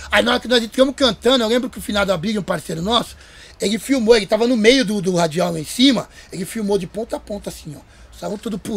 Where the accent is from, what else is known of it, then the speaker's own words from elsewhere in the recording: Rio de Janeiro, Brazil; oh, mano, eu sou do Rio, mano.